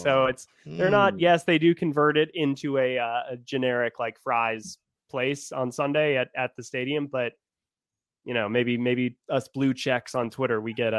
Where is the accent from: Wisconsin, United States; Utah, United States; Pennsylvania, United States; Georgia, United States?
Georgia, United States; Atlanta; Atlanta. Yeah.